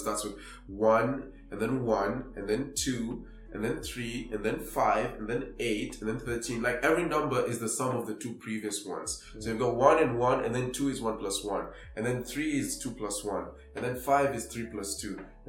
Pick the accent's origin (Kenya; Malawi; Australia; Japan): Kenya; Nairobi; I grew up in Kibera.